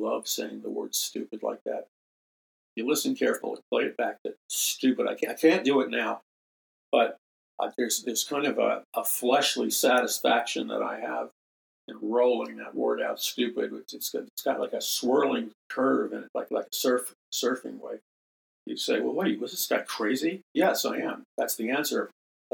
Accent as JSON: {"language": "English", "country": "United States", "said": "American Christians"}